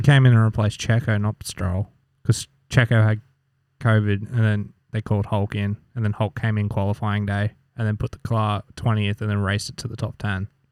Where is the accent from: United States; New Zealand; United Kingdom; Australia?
Australia; we're Australian